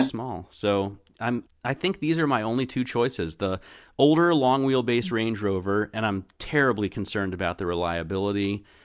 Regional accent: United States; I'm American

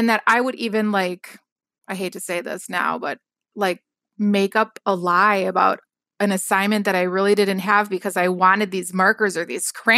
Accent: Wisconsin, United States; Yes. Yes.

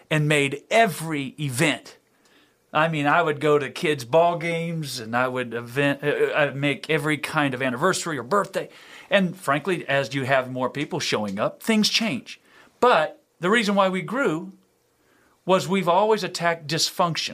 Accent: Louisiana, United States; I'm from in Louisiana

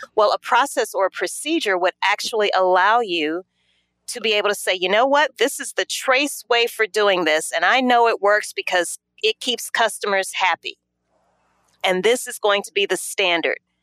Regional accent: Louisiana, United States; moved away as an adult; also born or lived in New Orleans, Louisiana; now in Atlanta, United States; I am originally from Louisiana.

